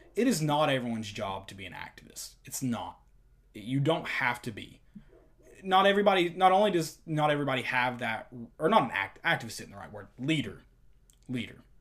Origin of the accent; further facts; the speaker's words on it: Knoxville, Tennessee, United States; We are from Knoxville, both of us